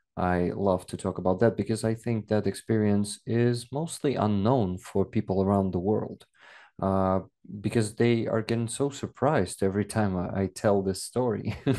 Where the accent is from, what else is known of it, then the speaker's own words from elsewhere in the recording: Makiivka, Donetsk Oblast, Ukraine; first language Russian; English is a second language; moved away; I was actually born in Makhiivka. Uh, it's next to Donetsk